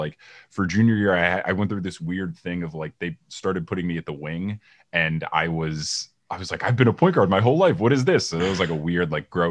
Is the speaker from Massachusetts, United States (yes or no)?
no; New Jersey, United States; also born or lived in Seattle; growing up in Jersey